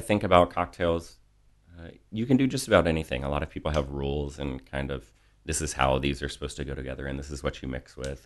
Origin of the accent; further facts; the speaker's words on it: Virginia, United States; moved away as an adult; I grew up in a small town in Virginia